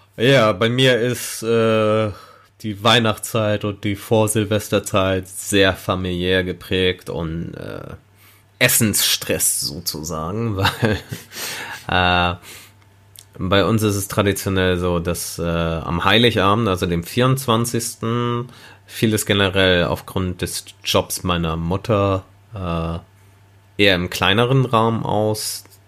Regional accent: Germany; ich sehe mich halt als Deutscher an, weil ich bin in Deutschland geboren

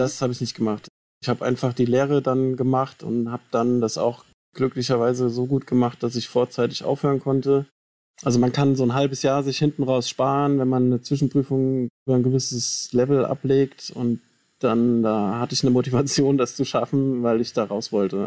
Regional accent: Hofheim am Taunus, Hesse, Germany; also born or lived in Wiesbaden; ich bin zwar in Wiesbaden geboren, aber bin dann in Hofheim am Taunus aufgewachsen und war da in der Schule

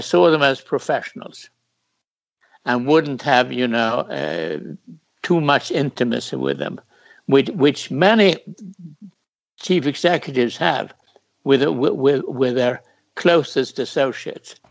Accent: Sweden; my home country

